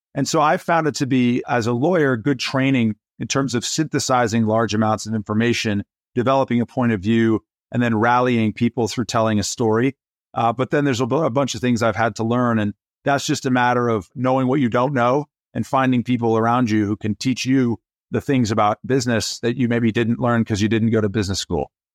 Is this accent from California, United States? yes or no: no; Atlanta, Georgia, United States; also born or lived in Nairobi, Kenya; When I was born, I was born in Nairobi, Kenya. My father was working at a car dealership. We moved to the United States so my father could become an entrepreneur. And he started a company in the storefront in the mall in Atlanta, Georgia. And growing up, I had a front row seat